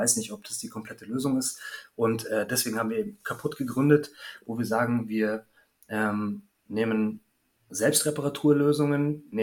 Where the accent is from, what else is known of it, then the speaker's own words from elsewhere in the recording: Munich, Bavaria, Germany; now in Berlin, Germany; komme eigentlich aus München, bin gebürtiger Münchner, aus einer Großfamilie und ähm, ja, bin dann eigentlich in die nächstgrößere Stadt gezogen, von München nach Hamburg, nach Berlin